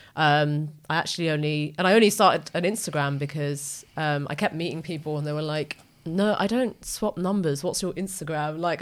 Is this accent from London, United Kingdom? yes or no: yes; Wood Green, London, United Kingdom; our flat mm-hmm. in wood green